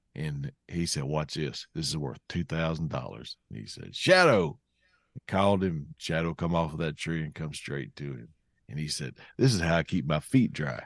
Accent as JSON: {"language": "English", "area": "Cleveland County", "region": "Arkansas", "country": "United States", "tie": "born or raised there", "said": "where I grew up in Cleveland County, Arkansas."}